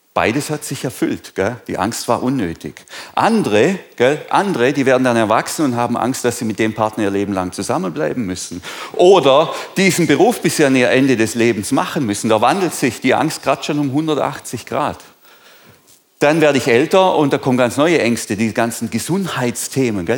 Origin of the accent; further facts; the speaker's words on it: Germany; sind wir Deutsche